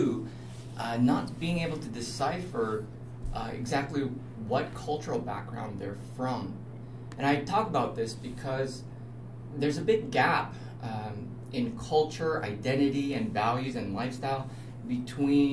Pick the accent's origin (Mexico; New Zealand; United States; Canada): Canada; also born or lived in Korea; I was born in Korea. I immigrated to Canada at the age of 8 with my family